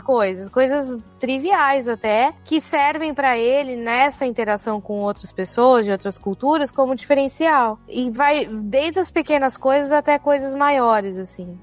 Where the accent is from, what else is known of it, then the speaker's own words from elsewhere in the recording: Brazil; now in United States; ser brasileira